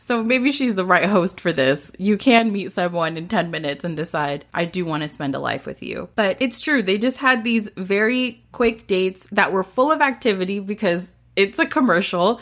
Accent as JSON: {"language": "English", "region": "the South", "country": "United States", "said": "We're both from the South"}